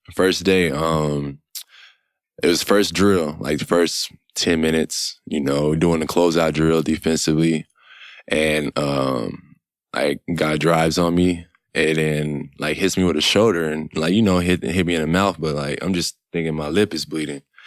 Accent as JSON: {"language": "English", "town": "Killeen", "region": "Texas", "country": "United States", "moved": "yes", "said": "I'm from Texas"}